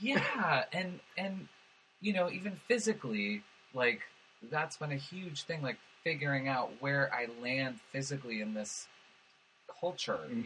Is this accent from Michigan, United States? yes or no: no; Los Angeles, California, United States; So I grew up in West Hills